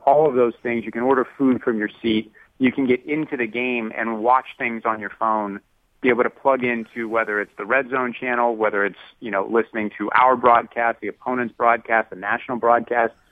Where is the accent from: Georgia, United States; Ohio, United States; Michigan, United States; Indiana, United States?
Ohio, United States; Youngstown; I grew up in Youngstown, Ohio